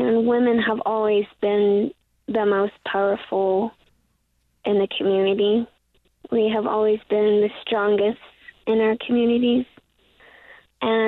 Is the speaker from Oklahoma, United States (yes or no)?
no; Tuba City, Arizona, United States; now in Salt Lake City, United States; I was born and raised on Tuba City, Arizona